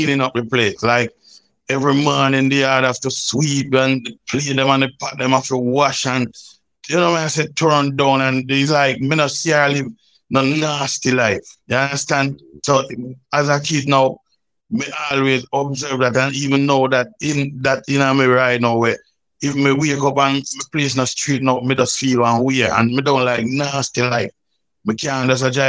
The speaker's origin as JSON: {"language": "English", "area": "Roses Valley near Balaclava", "region": "St. Elizabeth", "country": "Jamaica", "tie": "born or raised there", "said": "when I grew up, my grandmother still, you know, it wasn't that rough because up in that countryside, it's a place called Roses Valley near Balaclava in St. Elizabeth"}